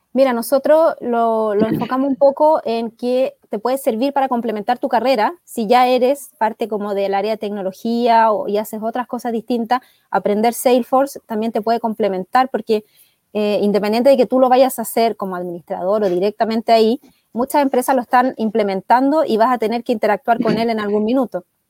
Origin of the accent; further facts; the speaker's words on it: Chile; soy chilena